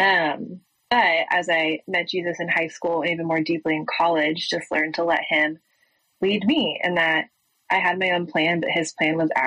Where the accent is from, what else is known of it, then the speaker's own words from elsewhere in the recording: Boulder, Colorado, United States; moved away as an adult; now in Waco, United States; I was raised in Colorado. I grew up in Boulder